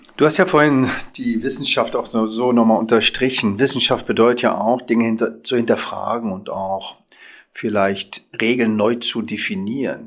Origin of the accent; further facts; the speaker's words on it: Berlin, Germany; als klassischer Berliner Junge, geboren im Wedding